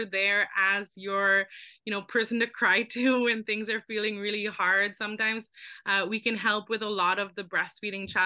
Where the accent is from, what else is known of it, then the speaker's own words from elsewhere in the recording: Philippines; now in Canada; I grew up in the Philippines.